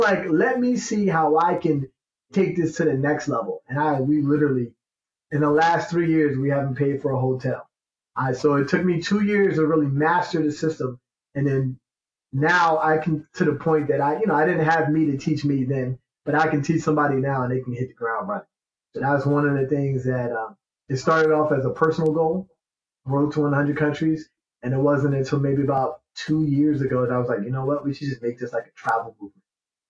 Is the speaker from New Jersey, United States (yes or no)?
yes; New Jersey, United States; And then I'm from Jersey. My wife's from New York.